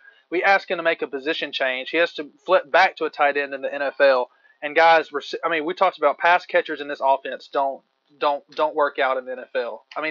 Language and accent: English; Western Mississippi, United States; From not very far from where I grew up in Western Mississippi.